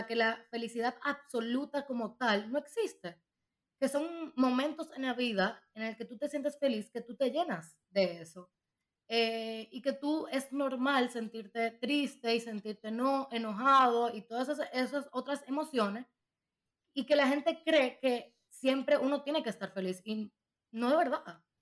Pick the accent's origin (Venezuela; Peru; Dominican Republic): Dominican Republic; moved away; also born or lived in Madrid; yo soy dominicana.